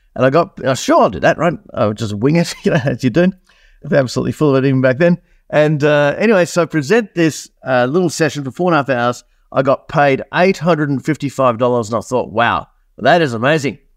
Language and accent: English; Australia; accent: Australian; also born or lived in New Zealand; for those that haven't picked up on my accent, I'm Australian, uh, born in New Zealand, moved to Australia in nineteen seventy-nine. I'm fifty-four years old right now.